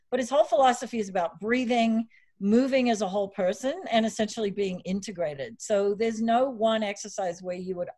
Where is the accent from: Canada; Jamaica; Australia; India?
Australia; accent: Aussie; also born or lived in Steamboat Springs; now in United States; I grew up in Australia. So if I have some, I'm not drunk.